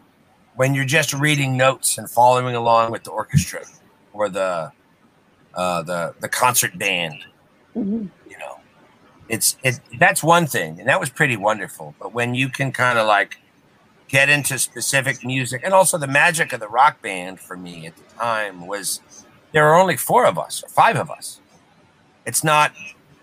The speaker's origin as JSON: {"language": "English", "area": "Westchester", "region": "New York", "country": "United States", "tie": "born or raised there", "moved": "yes", "said": "I grew up in Westchester"}